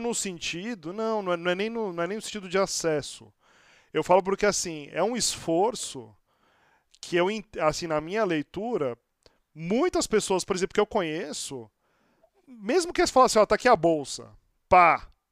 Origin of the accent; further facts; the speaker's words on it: Santos, São Paulo, Brazil; now in São Paulo, Brazil; eu sou de Santos, estou aqui em São Paulo já há quase 20 anos